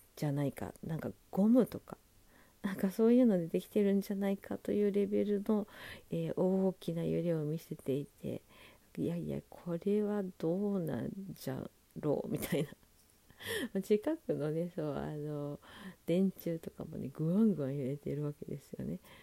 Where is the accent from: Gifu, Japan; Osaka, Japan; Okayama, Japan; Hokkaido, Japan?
Hokkaido, Japan; Sapporo; now in Tokyo, Japan; 私その北海道札幌出身で